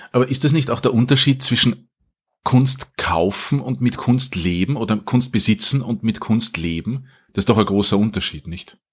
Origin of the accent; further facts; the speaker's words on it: Wiener Neustadt, Lower Austria, Austria; also born or lived in Vienna; ich bin aufgewachsen in Wiener Neustadt, aber zum Menschen geworden in Wien